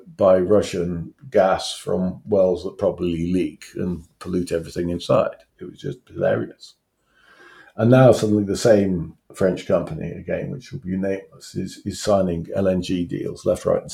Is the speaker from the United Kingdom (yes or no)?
yes; Newcastle upon Tyne, North East England, United Kingdom; now in Hampshire, United Kingdom; I'm a Geordie, I come from Newcastle, and when I was growing up, I grew up in a coal town